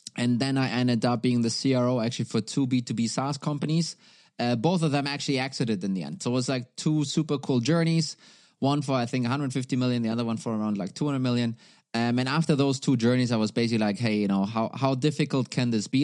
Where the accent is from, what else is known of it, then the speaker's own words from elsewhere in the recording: Germany; now in Denmark; I'm originally from Germany. I am sitting right now, though, in, uh, in Denmark